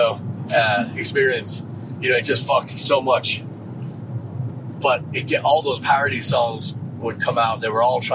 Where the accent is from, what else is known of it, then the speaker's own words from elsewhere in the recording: Dublin, Leinster, Ireland; now in Texas, United States; we heard all the rumors growing up in Dublin